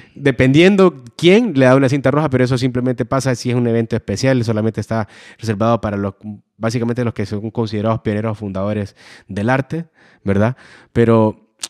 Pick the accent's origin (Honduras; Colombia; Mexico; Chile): Honduras